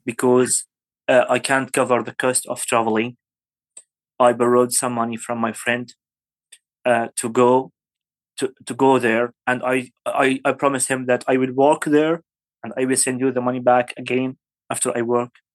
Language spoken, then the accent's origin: English; Syria; English is a second language; moved away as an adult; also born or lived in Aleppo, Syria; now in Kurdistan Region, Iraq; I'm from Syria